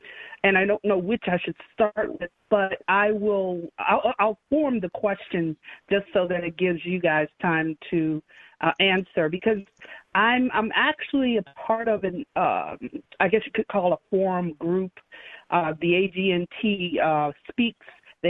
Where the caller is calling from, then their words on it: Illinois, United States; I'm actually calling from the northwest suburbs of the Chicago area.